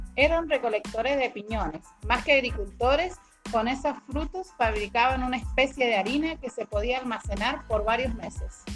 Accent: Malargüe, Mendoza, Argentina; soy de Malargue

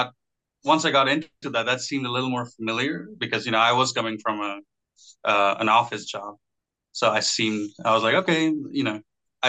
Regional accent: Bangladesh; also born or lived in Texas, United States; now in Los Angeles, United States; I'm Bangladeshi American. It's a small country beside India

